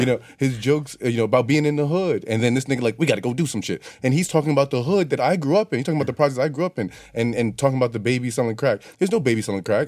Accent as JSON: {"language": "English", "region": "New York", "country": "United States", "said": "as a New Yorker"}